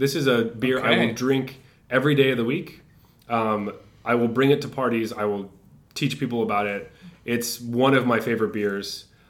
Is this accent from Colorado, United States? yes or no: yes; Colorado, United States; from my hometown in Colorado.